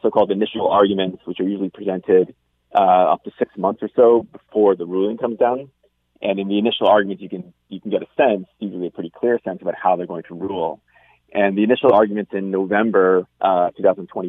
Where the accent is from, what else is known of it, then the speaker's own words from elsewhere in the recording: United States; moved away; my home country